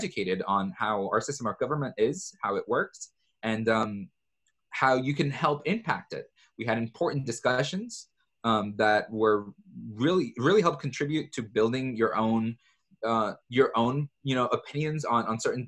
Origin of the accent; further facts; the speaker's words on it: El Salvador; moved away; my home country of El Salvador